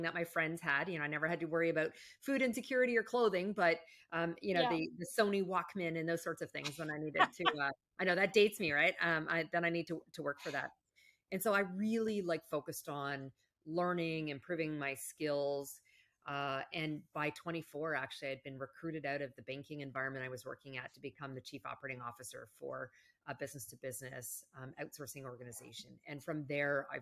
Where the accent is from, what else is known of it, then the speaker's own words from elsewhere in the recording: Canada; moved away; I'm actually originally from Canada.